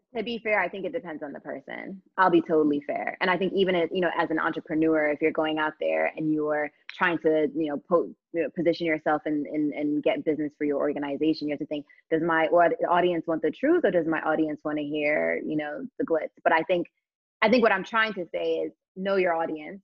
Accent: United States; now in London, United Kingdom; as an American

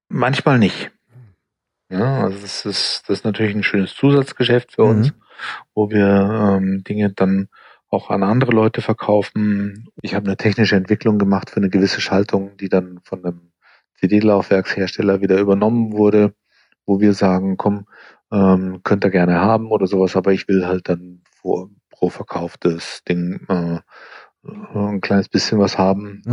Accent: United States; moved away as an adult; now in Germany; ich bin ja in Amerika zur Schule gegangen und eben dort auch äh, Studium

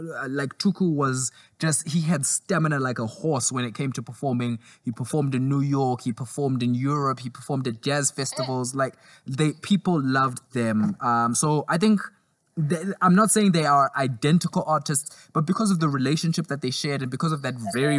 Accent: Zimbabwe; also born or lived in South Africa; because I grew up in Zimbabwe and South Africa, so I listen to a lot of Zimbabwean and South African artists.

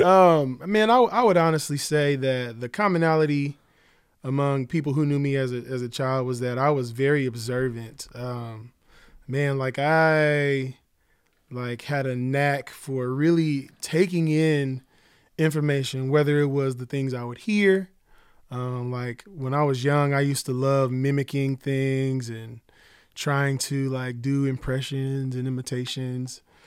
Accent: Oklahoma City, Oklahoma, United States; I grew up in Oklahoma City

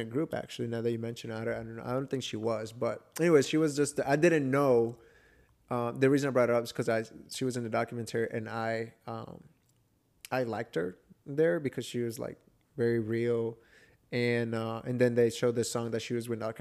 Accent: Atlanta, Georgia, United States; I was raised in Atlanta

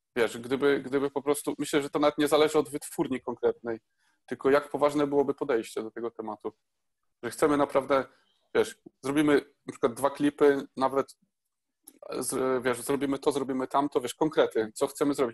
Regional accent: Poland; moved away as an adult; also born or lived in Bydgoszcz; Ja pochodzę ze wsi

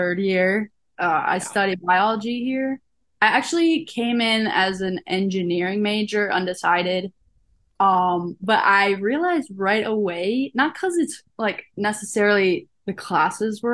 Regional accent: River Forest, Illinois, United States; moved away as an adult; now in Louisville, United States; I am from River Forest, a suburb right outside of Chicago

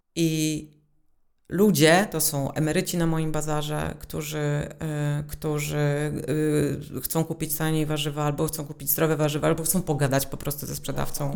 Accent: Warsaw, Masovian Voivodeship, Poland; Ja się wychowałam w małym miejscu, które należało do Warszawy

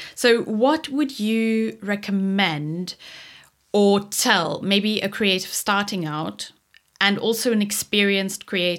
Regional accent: South Africa; well, I'm from South Africa

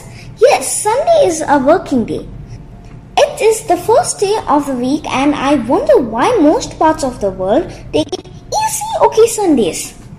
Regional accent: Dubai, United Arab Emirates; Growing up in Dubai is really cool

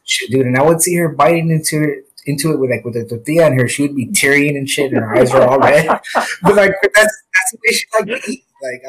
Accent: San Antonio, Texas, United States; we are from San Antonio, yeah. Texas.

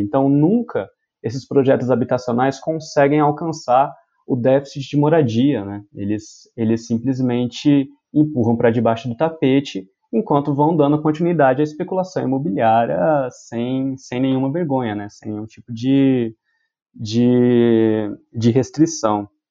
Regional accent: Ribeirão Preto, São Paulo, Brazil; Eu sou de Ribeirão Preto

